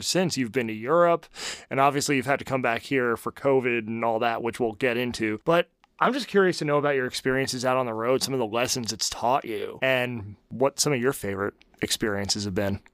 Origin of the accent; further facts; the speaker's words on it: New Jersey, United States; now in Nashville, United States; I'm from New Jersey